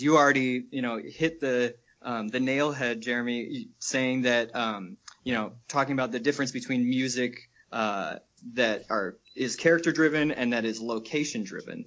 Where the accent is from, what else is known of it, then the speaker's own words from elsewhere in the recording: Michigan, United States; moved away as an adult; also born or lived in New York; I'm from Michigan originally and uh, live here again now after being in New York for a few years with these guys